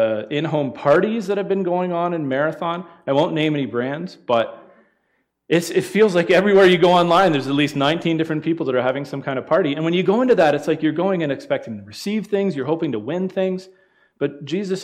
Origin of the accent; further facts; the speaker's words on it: London, Ontario, Canada; Us Ontario people